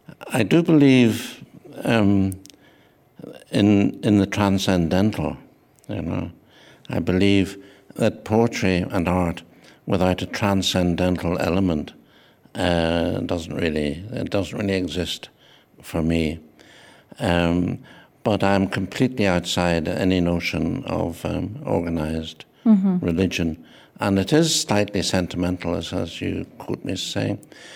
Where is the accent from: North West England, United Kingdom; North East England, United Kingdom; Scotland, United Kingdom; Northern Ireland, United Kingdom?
Northern Ireland, United Kingdom; But I was born on Ireland, on an island called Ireland, mm-hmm. and I'm Irish, so I'm both those things.